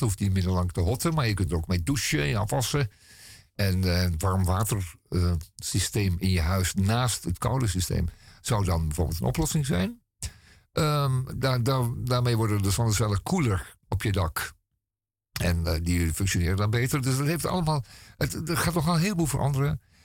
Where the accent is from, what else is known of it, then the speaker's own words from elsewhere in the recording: Amsterdam, North Holland, Netherlands; als Amsterdammer.